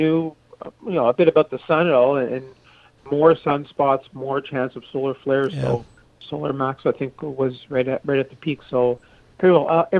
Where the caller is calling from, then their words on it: South Mountain, Ontario, Canada; Yeah, I live in South Mountain, Ontario, and that's about 30 miles south of Ottawa.